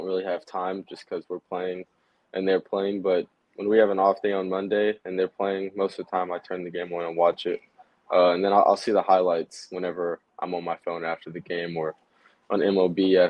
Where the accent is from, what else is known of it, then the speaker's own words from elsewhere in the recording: Houston, Texas, United States; I grew up outside of Houston in high school